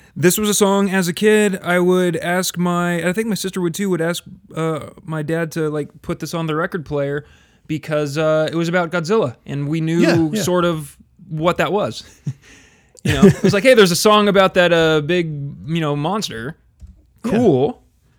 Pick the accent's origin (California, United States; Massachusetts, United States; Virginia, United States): California, United States; near Brentwood; in Brentwood, which was like the city that bordered my hometown